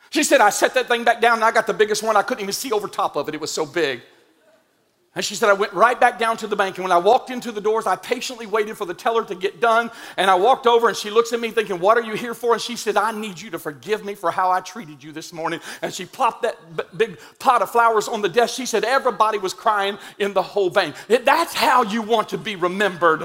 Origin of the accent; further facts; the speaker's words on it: Indian Mound, United States; I'm from Indian Mound